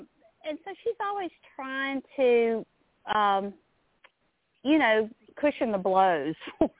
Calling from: Louisiana, United States; So I'm from Louisiana.

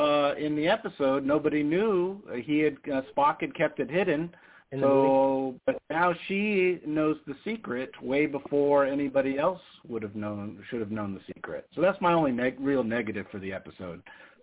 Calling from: Las Vegas, Nevada, United States; It's … from Vegas.

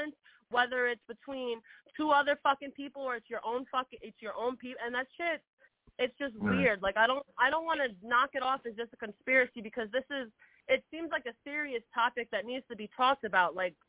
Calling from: New York, United States; New York. I'm calling from New York.

